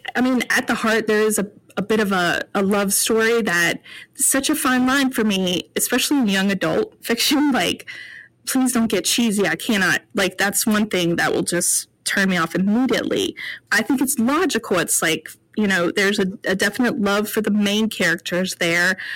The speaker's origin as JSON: {"language": "English", "region": "North Carolina", "country": "United States", "said": "I'm from North Carolina"}